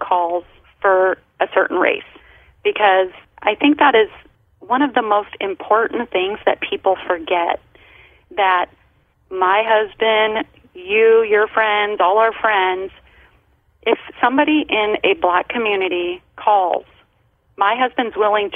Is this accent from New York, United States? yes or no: no; Colorado, United States; now in Southern California, United States; I grew up in Colorado.